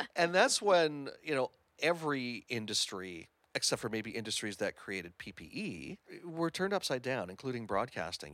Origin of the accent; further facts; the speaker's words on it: Hamilton, Ontario, Canada; moved away as an adult; I hail from Hamilton, Ontario